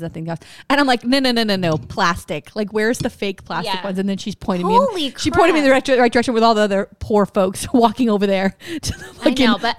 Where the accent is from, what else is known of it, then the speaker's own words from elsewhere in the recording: Florida, United States; I'm from Florida